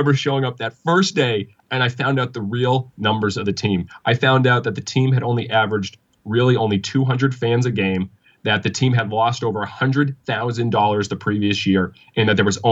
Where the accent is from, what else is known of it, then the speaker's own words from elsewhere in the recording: Massachusetts, United States; now in Tybee Island, United States; I'm originally from Massachusetts